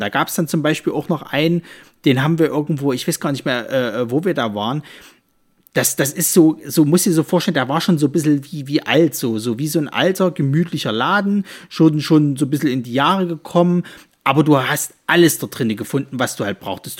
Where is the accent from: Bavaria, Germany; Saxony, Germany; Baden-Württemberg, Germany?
Saxony, Germany; Leipzig; bei uns in Leipzig